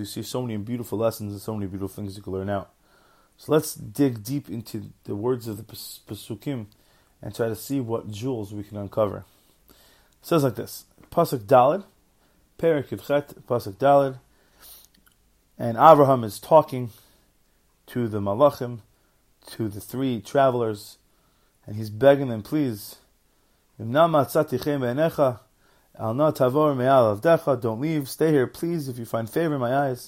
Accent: New York, United States; also born or lived in Los Angeles; I grew up in New York

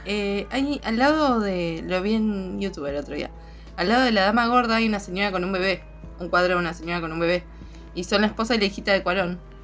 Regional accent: Argentina; somos argentinas nosotros

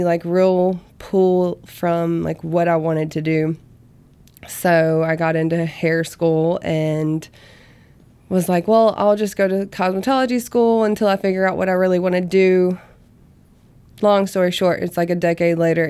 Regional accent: Vicksburg, Mississippi, United States; now in Hattiesburg, United States; my hometown, which is Vicksburg

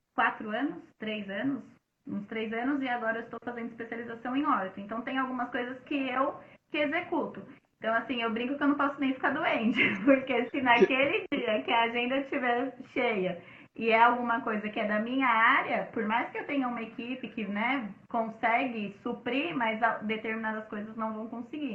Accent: São Paulo, Brazil; eu sou da Zona Leste, morava em São uhum. Mateus

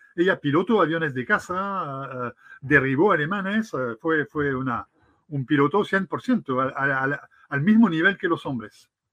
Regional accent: France; Spanish is a second language; moved away as an adult; now in Chile; Yo me siento tan, tan chileno como francés hoy día después de 25 años.

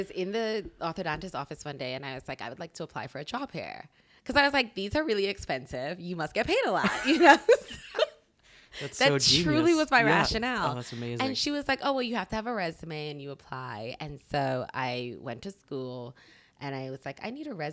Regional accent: Bermuda; I'm from Bermuda, it's okay. an island.

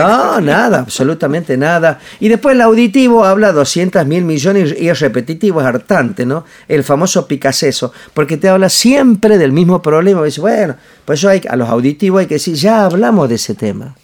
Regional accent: Añatuya, Santiago del Estero, Argentina; yo soy de Añatuya, de Medio del Monte, de Santiago del Estero, no soy un niño que, que, se, que estudió eh, en, ¿cómo se llama? en el mejor colegio de Córdoba, ni el, estudié en el Normal Florentino Meguino, un colegio super público

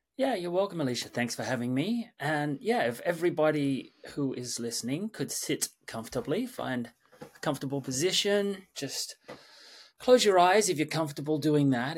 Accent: Sydney, New South Wales, Australia; moved away as an adult; also born or lived in London / New York; born and raised in Sydney, Australia

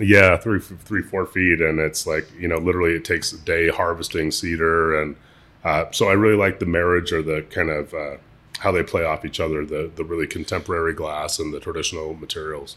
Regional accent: Seattle, Washington, United States; also born or lived in Lummi Reservation, Washington / Shoreline, Washington; I was, I was born in Seattle

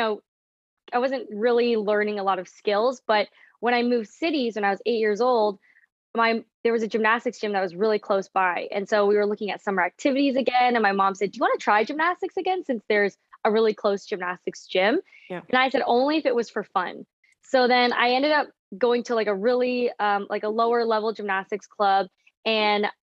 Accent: Toronto, Ontario, Canada; moved away as an adult; also born or lived in London, Ontario; Yeah, so I grew up in Toronto, Canada. I was born in Toronto and then I moved to London, Ontario.

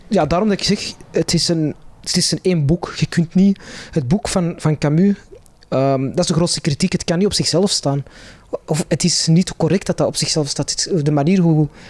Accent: Antwerp, Flanders, Belgium; Ik ben in Antwerpen opgegroeid

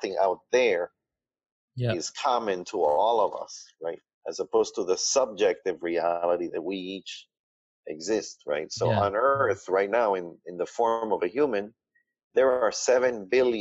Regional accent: Cuba; I was born in Cuba

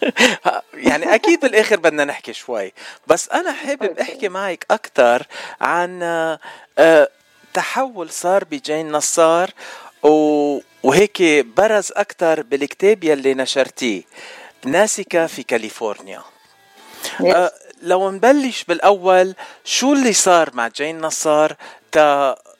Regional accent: Beirut, Beirut Governorate, Lebanon; انا من الاشرفيه

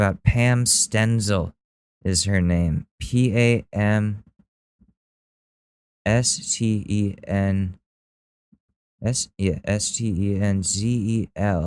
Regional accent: Danbury, Connecticut, United States; I was born in Danbury, Connecticut.

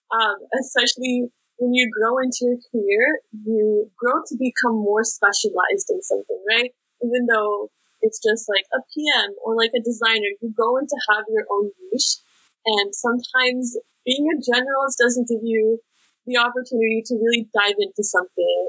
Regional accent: Bay Area, California, United States; moved away as an adult; now in Seattle, United States; I'm originally from the Bay Area, so I grew up around a lot of tech and entrepreneurship

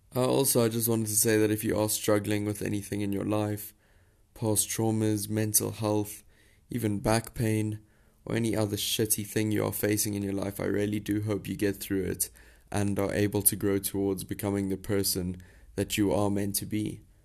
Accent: South Africa; you're probably wondering where my accent is from. Um, but I am a South African, born and bred.

